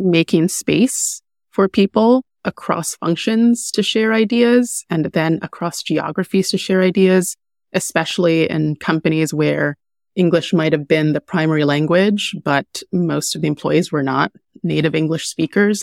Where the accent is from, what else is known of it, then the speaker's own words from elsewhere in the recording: Jamaica; moved away; I'm Jamaican. I'm a Jamaican immigrant.